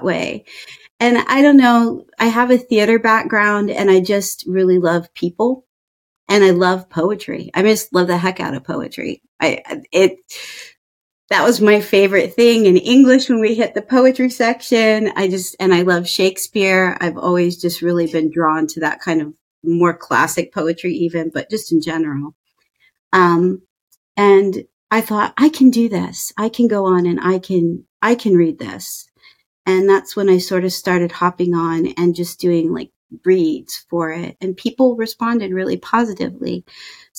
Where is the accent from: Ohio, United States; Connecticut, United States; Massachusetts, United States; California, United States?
Ohio, United States; accent: Midwest; moved away as an adult; also born or lived in Indiana / East Coast / Chicago / New Hampshire; I grew up in Ohio. I went to school in Indiana.